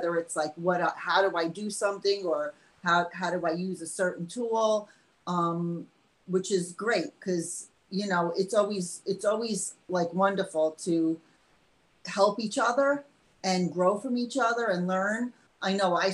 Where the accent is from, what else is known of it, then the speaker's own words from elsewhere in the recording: New York, United States; I'm from New York.